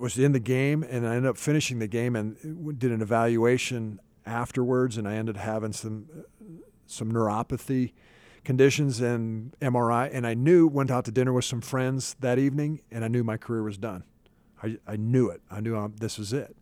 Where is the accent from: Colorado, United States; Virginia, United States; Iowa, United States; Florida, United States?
Iowa, United States; now in Dallas-Fort Worth, United States; grown up on a farm in the east central part of Iowa